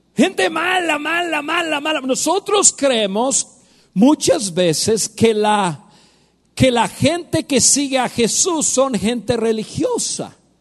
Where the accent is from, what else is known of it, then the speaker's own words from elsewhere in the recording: United States; Spanish is a second language; moved away as an adult; now in Mexico; Yo soy norteamericano, yo nací en Estados Unidos